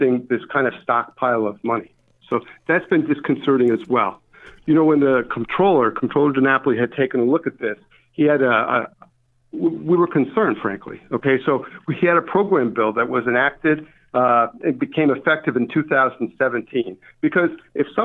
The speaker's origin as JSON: {"language": "English", "town": "Albany", "region": "New York", "country": "United States", "tie": "born or raised there", "said": "I'm from Albany. Grew up in Albany, went to school. I didn't move very far."}